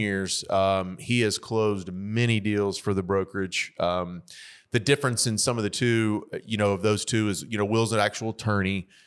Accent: Memphis, Tennessee, United States; I grew up in Raleigh

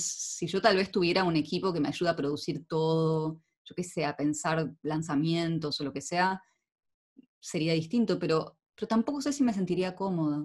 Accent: Argentina; now in Netherlands; Vos viste que en Argentina vamos con unas vueltas para decir las cosas

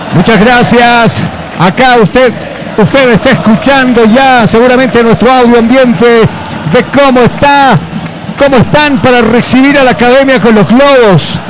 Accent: Bolivia; moved away; also born or lived in Ecuador; como buen boliviano

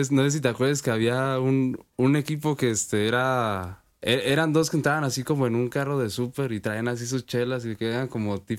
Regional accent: Morelia, Michoacán, Mexico; Sí, soy de aquí de Morelia, he nacido aquí toda mi vida.

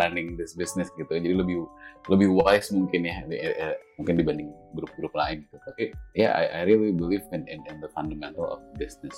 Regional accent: Indonesia; moved away as an adult; aku kan yang gede sampai SMA kan di sini

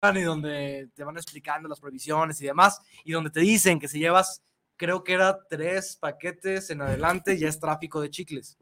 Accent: Mexico; nosotros como mexicanos

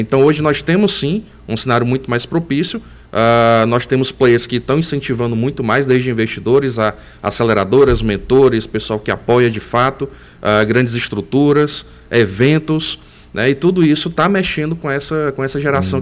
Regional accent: Northeast Region, Brazil; como eu sou nordestino, estou aqui

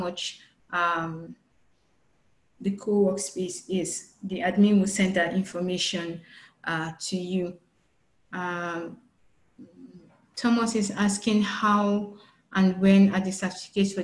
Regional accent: Nigeria; as Nigerians

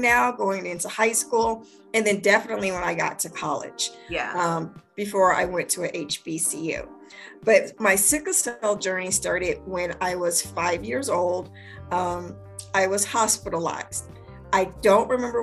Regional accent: Spokane, Washington, United States; moved away as an adult; also born or lived in Maryland; I'm from Spokane, Washington, born and raised, went through the whole school system

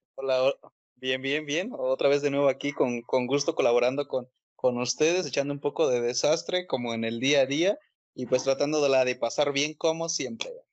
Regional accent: Mexico; accent: Mexican; como mexicanos

